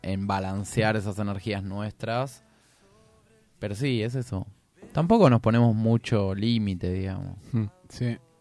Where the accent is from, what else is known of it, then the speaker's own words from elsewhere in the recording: Buenos Aires, Argentina; nosotros somos una banda porteña